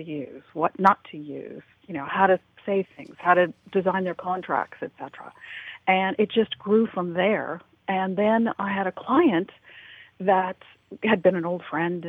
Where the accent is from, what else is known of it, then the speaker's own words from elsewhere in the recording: Los Angeles, California, United States; I grew up in the Hollywood, California area during the 60s and 70s